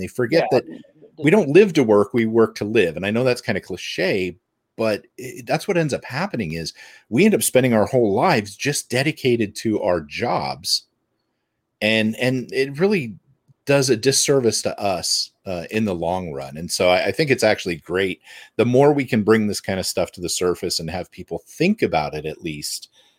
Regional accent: United States; as an American, knowing American culture

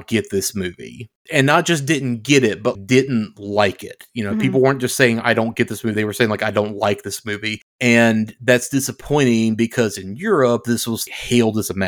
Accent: United States; I am American

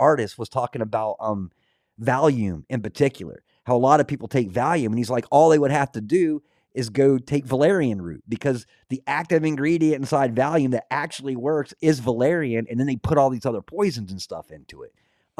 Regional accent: Scotland, United Kingdom; Being Scottish, I studied a lot of the old lore, polytheistic, monorealistic religions.

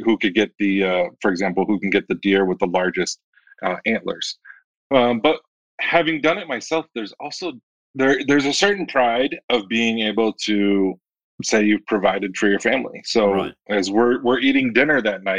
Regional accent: Michigan, United States; moved away as an adult; also born or lived in Washington, D.C.; I grew up in Michigan, but then I lived in Washington, D.C. for 7 years

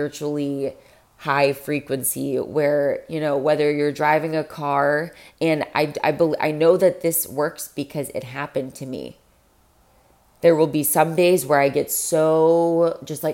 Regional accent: Florida, United States; I'm from Florida.

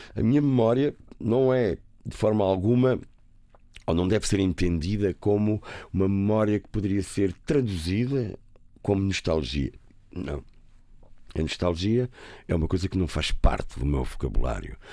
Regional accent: Lisbon, Portugal; also born or lived in Algarve; sou um rapaz da cidade, nasci em Campo de Orique

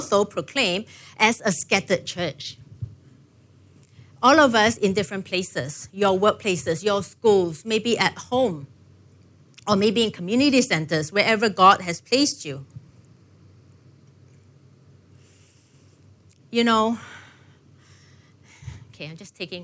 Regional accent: Singapore; growing up in Singapore, you know, I grew up, I guess, pretty comfortable

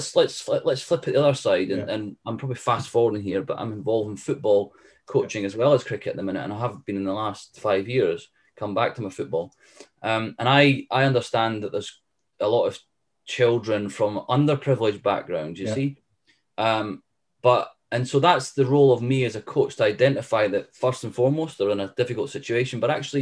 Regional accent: the Scottish Borders, Scotland, United Kingdom; we're from the borders. We're from Melrose, Galla Shields, Pennycook.

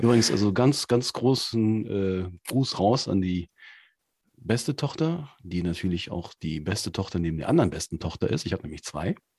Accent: Cologne, North Rhine-Westphalia, Germany; moved away; aus meiner alten Heimatstadt, tatsächlich in Köln

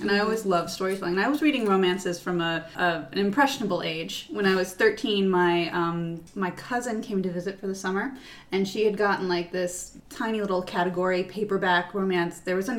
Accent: East Coast, United States; moved away as an adult; also born or lived in New York; now in Los Angeles, United States; I chose to move to New York because I'm from the East Coast

